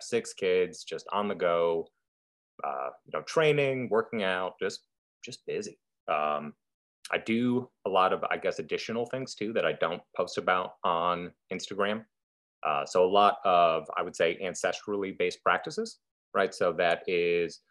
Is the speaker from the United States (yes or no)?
yes; United States; also born or lived in Idaho; Here in the States